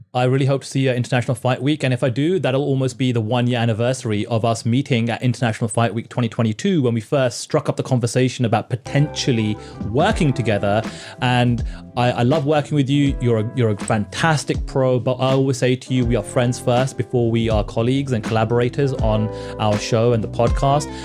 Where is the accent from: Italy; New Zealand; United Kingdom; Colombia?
United Kingdom; moved away as an adult; now in Toronto, Canada; I'm a Brit and I kind of come from that kind of work culture